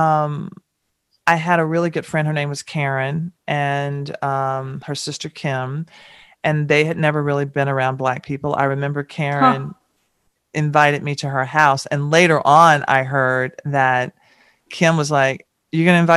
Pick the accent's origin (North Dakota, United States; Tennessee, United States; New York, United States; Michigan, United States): Tennessee, United States; Nashville; growing up in Nashville